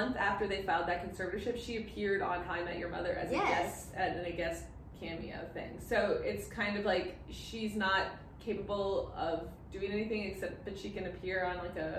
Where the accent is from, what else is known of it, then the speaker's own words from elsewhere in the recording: Miami, Florida, United States; I grew up in Miami